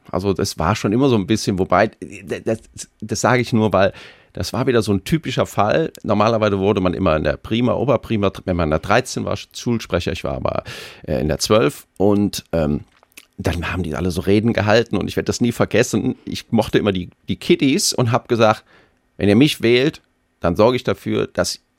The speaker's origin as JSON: {"language": "German", "town": "Koblenz", "region": "Rhineland-Palatinate", "country": "Germany", "tie": "born or raised there", "also_born_or_lived": "Kaiserslautern", "said": "Das ist meine Heimatstadt"}